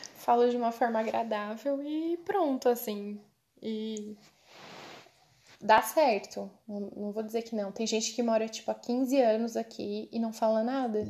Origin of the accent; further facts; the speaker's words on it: Cocal, Brazil; moved away; eu sou de Cocal. Ah. Ah, tá. Eu estudei em Cocal primeiro. Eu estudei a vida inteira em colégio público